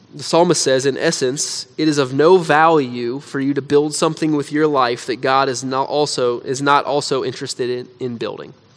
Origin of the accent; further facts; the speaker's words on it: United States; as American Christians